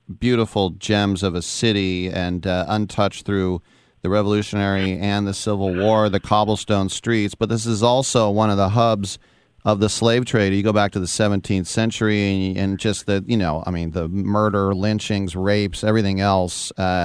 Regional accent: El Cerrito, California, United States; my hometown of El Cerrito, California.

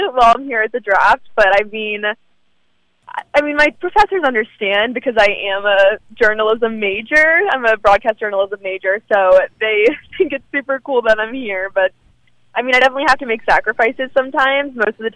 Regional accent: Maryland, United States; I'm from Maryland

